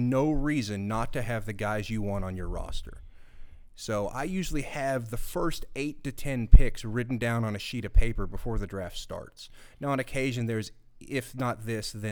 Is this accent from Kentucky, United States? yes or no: yes; Kentucky, United States; We're all from Kentucky